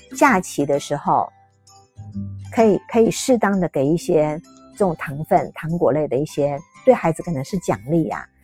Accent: Taiwan; 我台湾这边

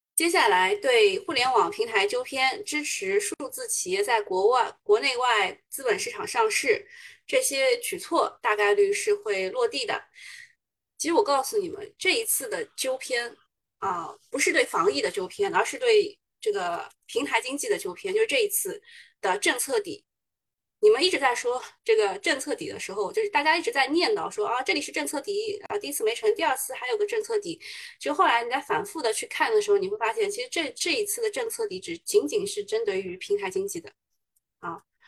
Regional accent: Shanghai, China; 我们上海人

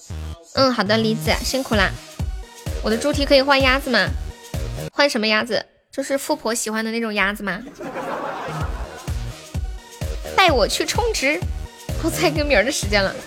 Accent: Guangxi, China; 我是我是广西的，广西的表妹。

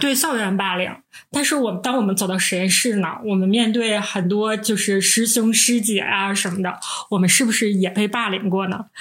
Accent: Northeast China, China; 我们是三个来自东北的 Ladies

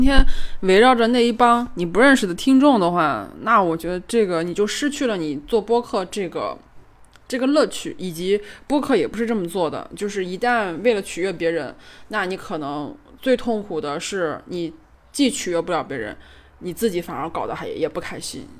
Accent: northern China, China; 我作为一个北方人，呃，北方偏北的城市的一个人

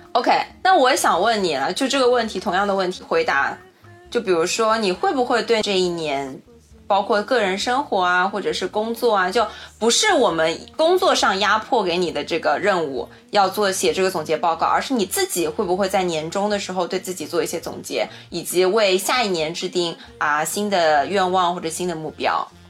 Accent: China; 这个许愿就是我们中国人自己家的一个 traditional 的环节

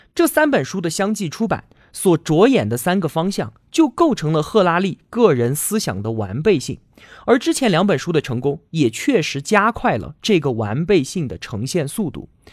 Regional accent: China; 我们中国人

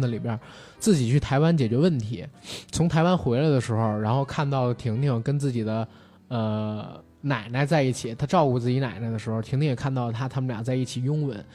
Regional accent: northern China, China; 我个人作为一个北方人

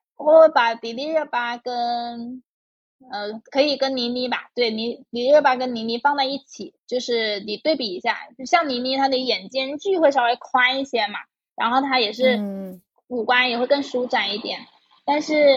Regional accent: Guangdong, China; 我是潮汕家庭长大

